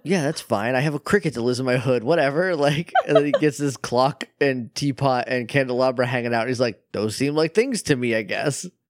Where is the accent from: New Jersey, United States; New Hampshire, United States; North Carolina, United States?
New Hampshire, United States; I'm from up north, like, I'm, I'm from New Hampshire, and it, it gets very cold up there